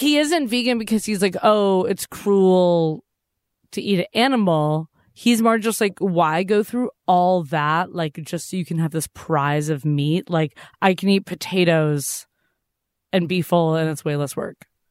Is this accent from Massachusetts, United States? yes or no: yes; Massachusetts, United States; I grew up going to Walden Pond